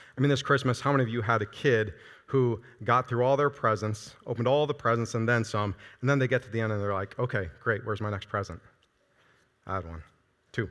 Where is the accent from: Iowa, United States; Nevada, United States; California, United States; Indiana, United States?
Iowa, United States; moved away as an adult; now in Nebraska, United States; I'm from Iowa